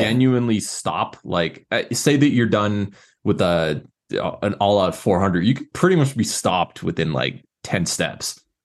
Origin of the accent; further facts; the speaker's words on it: New Hampshire, United States; I'm from New Hampshire